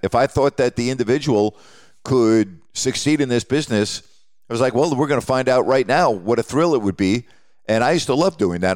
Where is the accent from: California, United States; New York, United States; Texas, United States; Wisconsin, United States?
New York, United States; growing up in New York